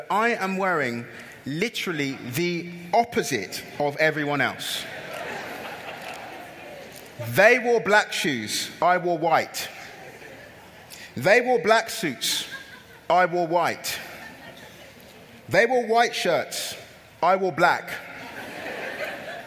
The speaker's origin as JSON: {"language": "English", "town": "Camberley", "region": "South East England", "country": "United Kingdom", "tie": "born or raised there", "also_born_or_lived": "Nigeria", "said": "I grew up in a place called Camberley in Surrey"}